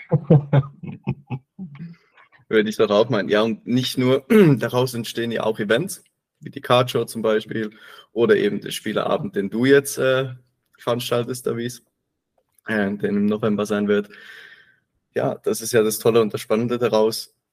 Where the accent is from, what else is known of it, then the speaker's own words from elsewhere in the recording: Bern, Switzerland; für mich war es das mal ein Heimspiel als Berner im Berner Bankdorfstadion.